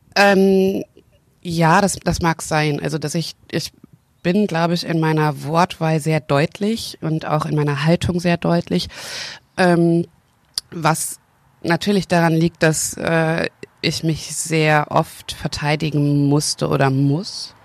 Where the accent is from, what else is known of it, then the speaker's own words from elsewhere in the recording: Hagen, North Rhine-Westphalia, Germany; moved away; Also ich bin in Hagen geboren worden und ähm, dann sind wir weggezogen und ich bin in, in der Pubertät sind wir nochmal nach Hagen zurückgezogen, nach Hagen-Haspe. Und da habe ich äh, dann nochmal einen Großteil meiner Jugend verbracht